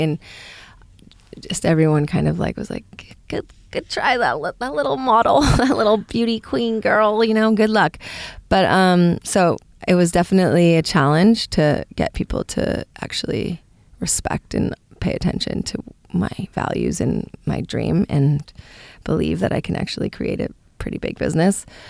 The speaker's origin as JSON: {"language": "English", "town": "Palo Alto", "region": "California", "country": "United States", "tie": "born or raised there", "said": "I come from San Francisco or the Bay Area, Palo Alto, actually."}